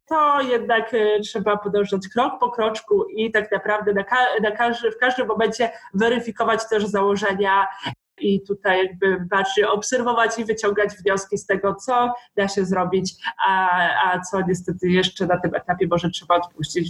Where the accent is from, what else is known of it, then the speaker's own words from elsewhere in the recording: Pomeranian Voivodeship, Poland; pochodzę z, z województwa pomorskiego